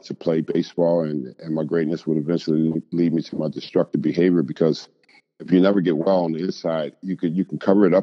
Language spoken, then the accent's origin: English; California, United States; when I was growing up in California